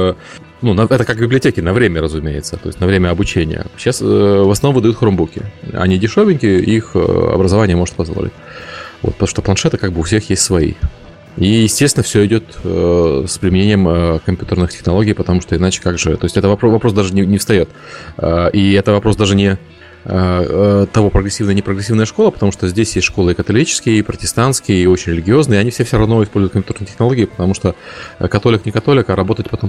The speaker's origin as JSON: {"language": "Russian", "region": "Kyiv", "country": "Ukraine", "said": "Ну, я, я из Киева, поэтому там, наверное, все"}